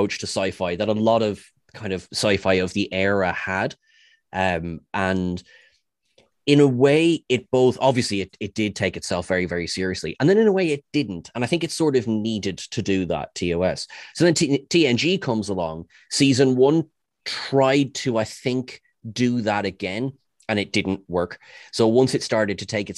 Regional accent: Ireland; As an Irishman

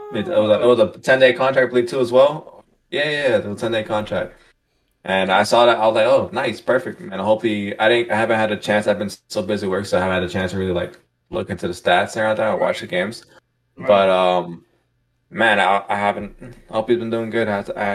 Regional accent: Miami, Florida, United States; I'm from Miami

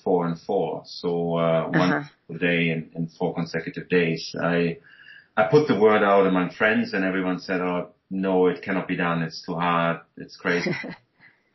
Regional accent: Germany; moved away as an adult; now in Hong Kong; I'm originally from Germany, but I've been living in Asia for about 25 years and living in Hong Kong for about nearly 20 years

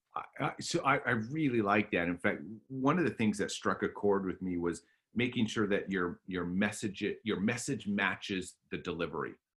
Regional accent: Alberta, Canada; I grew up in Alberta, Canada

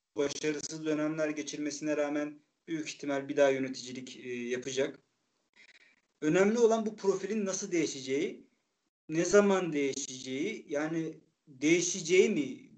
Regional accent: Çaykara, Trabzon, Turkey; ben Kayran köyü diye geçer benim köyüm. Ee, Lim, Limli eski ismi.

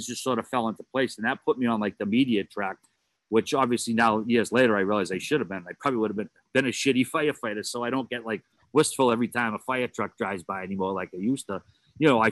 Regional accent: Boston, Massachusetts, United States; I grew up, as we talk about on the show frequently, the Charlestown, Mass

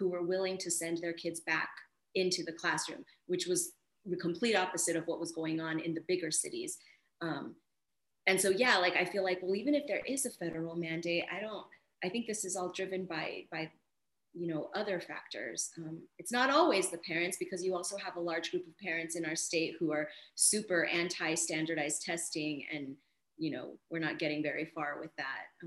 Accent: El Paso, Texas, United States; also born or lived in Dallas; When I came home to El Paso, Texas, none of the districts in my hometown were doing in-person

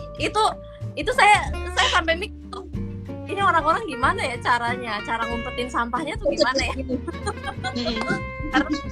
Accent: Indonesia; moved away as an adult; now in Malaysia; aku juga dari Indonesia

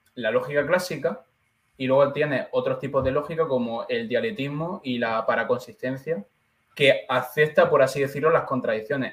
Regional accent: Andalusia, Spain; now in Madrid, Spain; Me gusta ser natural de Andalucía

